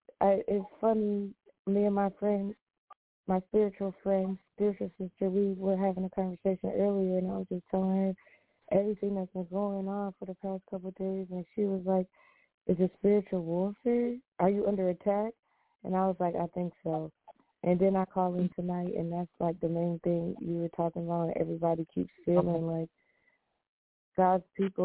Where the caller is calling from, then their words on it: New York, United States; I'm from New York.